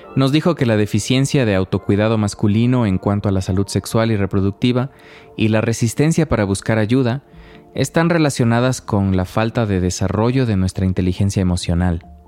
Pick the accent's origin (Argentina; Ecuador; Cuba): Ecuador; quienes crecimos en el Ecuador de los 80s